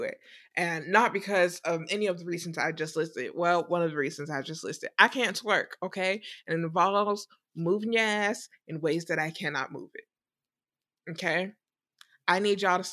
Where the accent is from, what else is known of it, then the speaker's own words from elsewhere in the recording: the South, United States; I am from the South